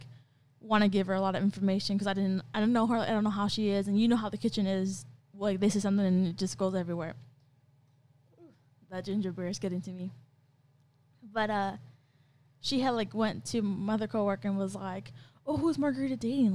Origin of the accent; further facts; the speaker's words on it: California, United States; now in Ohio, United States; I come from California